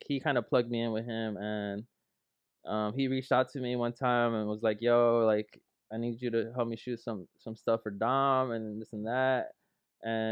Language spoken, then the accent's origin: English; Lynwood, California, United States; I grew up here in Linwood.